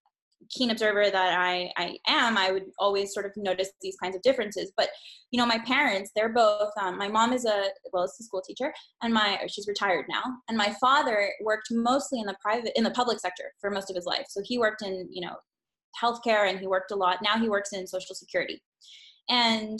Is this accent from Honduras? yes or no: yes; Honduras; I grew up in Honduras.